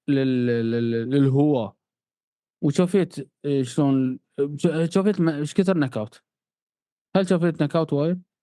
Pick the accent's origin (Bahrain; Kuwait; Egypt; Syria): Bahrain; إحنا عندنا في البحرين